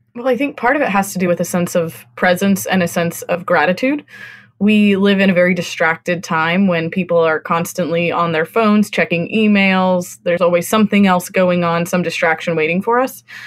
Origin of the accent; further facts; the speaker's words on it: California, United States; moved away; also born or lived in Austin, Texas / Northeast US; I grew up in California